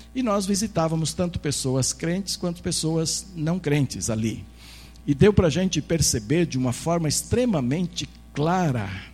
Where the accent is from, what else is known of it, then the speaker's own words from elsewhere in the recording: Brazil; nós como brasileiros